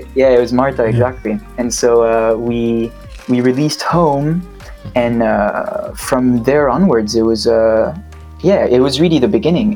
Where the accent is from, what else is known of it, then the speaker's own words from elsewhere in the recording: Switzerland; moved away as an adult; now in London, United Kingdom; currently live in London, but I'm from Switzerland originally. And uh, I moved to London, what, four years and a half ago now